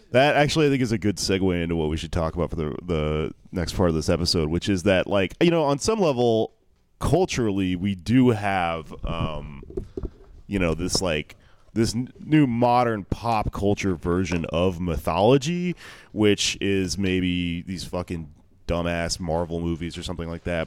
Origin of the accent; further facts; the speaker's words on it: Houston, Texas, United States; now in New York, United States; Houston, my hometown